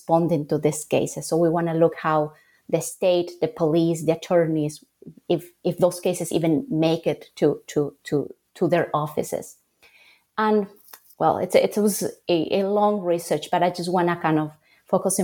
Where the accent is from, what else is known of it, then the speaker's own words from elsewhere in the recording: Bolivia; moved away as an adult; also born or lived in Salamanca, Spain / New York, United States / Charlotte, United States; I grew up in Bolivia